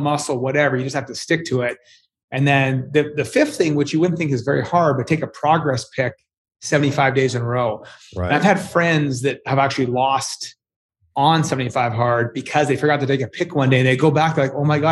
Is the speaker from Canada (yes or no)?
yes; Edmonton, Alberta, Canada; I'm from Canada. I'm from a colder part of Canada, Edmonton.